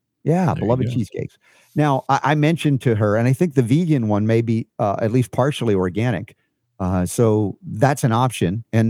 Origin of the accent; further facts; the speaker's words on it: the South, United States; Boy growing up in the South. What did I know?